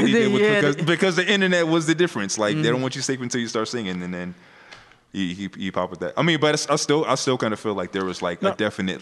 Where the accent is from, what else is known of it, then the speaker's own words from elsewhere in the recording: United States; moved away; also born or lived in Georgia; I grew up in Delaware, Texas.